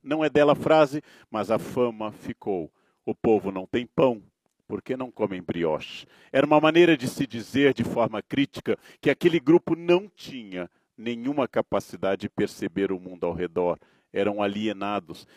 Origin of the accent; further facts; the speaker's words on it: Brazil; Eu nasci homem, eu nasci branco no Brasil